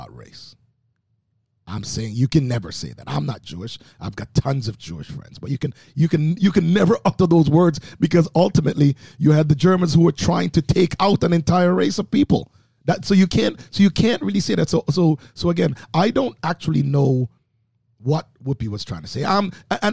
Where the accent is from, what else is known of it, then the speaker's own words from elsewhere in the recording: Oakville, Ontario, Canada; also born or lived in Jamaica; coming from Jamaica, growing up in Oakville